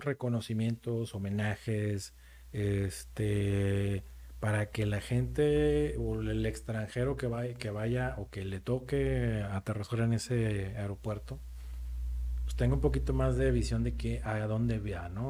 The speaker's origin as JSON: {"language": "Spanish", "country": "Mexico", "said": "somos muy mexicanos"}